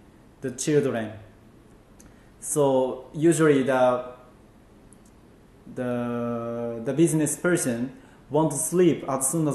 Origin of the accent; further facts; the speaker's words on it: Nagoya, Aichi, Japan; English is a second language; I came from the Nagoya